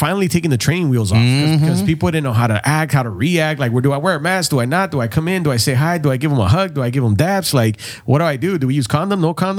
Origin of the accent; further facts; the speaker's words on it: San Diego, California, United States; also born or lived in Tijuana; I grew up in San Isidro, right, in the Vista Terrace Apartments